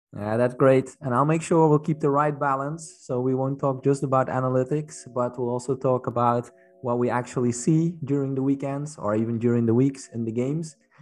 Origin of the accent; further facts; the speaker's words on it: Netherlands; now in Belgium; I'm from the Netherlands, but I live in Belgium